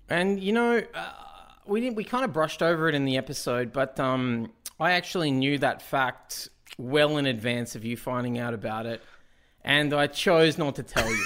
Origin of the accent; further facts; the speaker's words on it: Australia; as an Australian